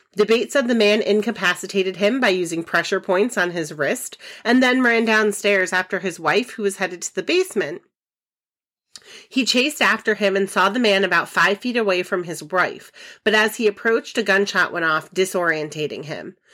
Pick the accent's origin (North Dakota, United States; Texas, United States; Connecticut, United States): Connecticut, United States; Ellington; I am from Ellington, Connecticut